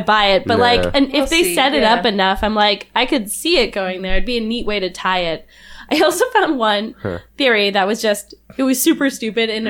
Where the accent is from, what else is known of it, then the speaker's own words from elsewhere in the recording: Canada; We are Canadian